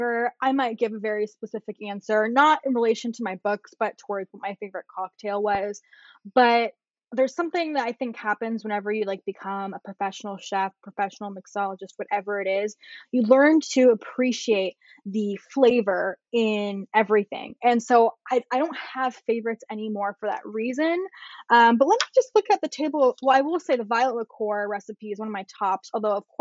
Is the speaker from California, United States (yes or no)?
yes; Bay Area, California, United States; I'm from the Bay Area.